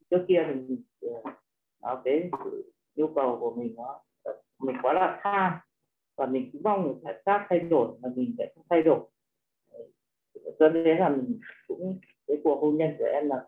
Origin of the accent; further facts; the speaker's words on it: Yên Bái, Vietnam; à. à, em xin giới thiệu một chút … và em đến từ tỉnh Yên Bái ạ à, em sinh năm 1980